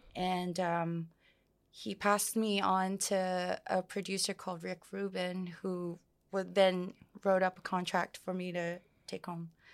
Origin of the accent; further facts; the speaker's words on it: Samoa; moved away as an adult; also born or lived in New York; now in New Zealand; I was born and raised in Samoa